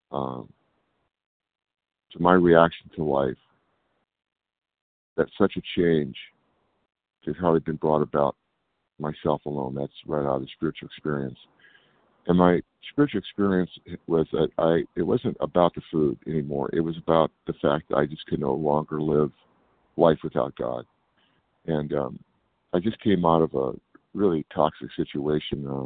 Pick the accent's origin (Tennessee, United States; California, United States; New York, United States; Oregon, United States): California, United States; I'm from California.